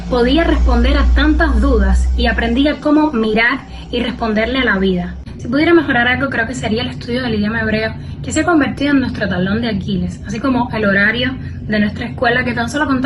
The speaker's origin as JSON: {"language": "Spanish", "region": "Havana", "country": "Cuba", "said": "tengo 22 años, soy de La Habana"}